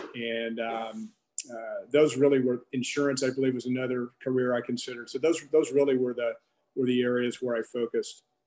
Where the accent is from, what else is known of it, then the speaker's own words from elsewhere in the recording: Texarkana, Arkansas, United States; I grew up in Arkansas, uh, Texarkana, Arkansas to be exact.